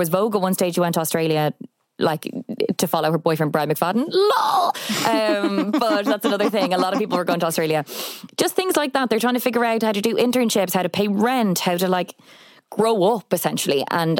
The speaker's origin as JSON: {"language": "English", "region": "Leinster", "country": "Ireland", "tie": "born or raised there", "said": "growing up in Kildare, kind of dipping my toes into both worlds"}